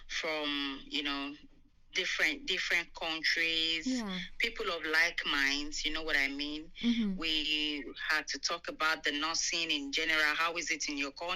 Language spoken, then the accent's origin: English; Nigeria; moved away as an adult; now in United Kingdom; I'm from Nigeria.